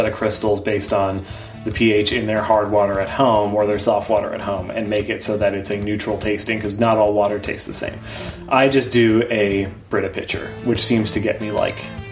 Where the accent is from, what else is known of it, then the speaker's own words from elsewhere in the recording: Minnesota, United States; also born or lived in New York / Chicago; I grew up in Minnesota and then lived in New York and Chicago and then moved back here to start the career